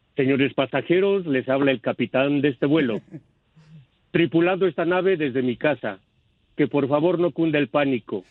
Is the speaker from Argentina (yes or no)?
no; Bolivia; soy el primer boliviano